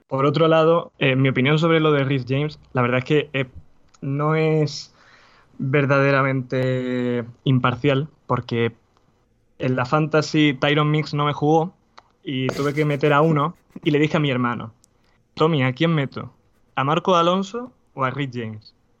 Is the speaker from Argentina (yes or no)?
no; Spain; yo soy español